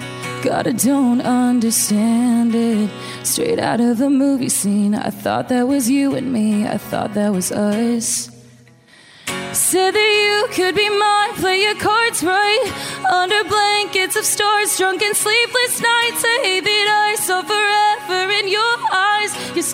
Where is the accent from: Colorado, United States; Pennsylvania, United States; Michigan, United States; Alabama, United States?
Pennsylvania, United States; also born or lived in Minnesota; I grew up, I kind of moved around a little bit. We lived in Minnesota for a few years, and then, but we moved to Pennsylvania when I was like 10.